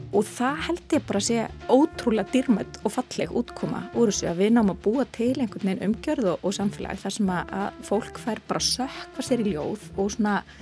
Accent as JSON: {"language": "Icelandic", "country": "Iceland", "said": "ég er frá Íslandi"}